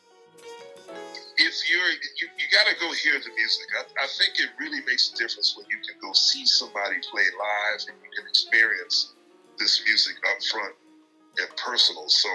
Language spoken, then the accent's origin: English; Philadelphia, Pennsylvania, United States; Philly, which is my hometown.